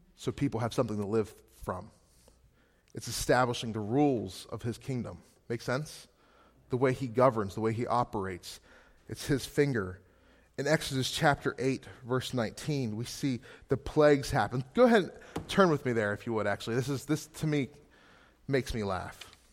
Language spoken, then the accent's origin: English; Gettysburg, Pennsylvania, United States; moved away as an adult; now in Scranton, United States; Gettysburg, Pennsylvania, originally.